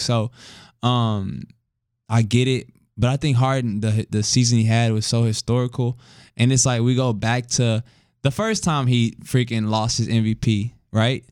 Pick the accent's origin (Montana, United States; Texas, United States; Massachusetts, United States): Texas, United States; Houston; we're from Houston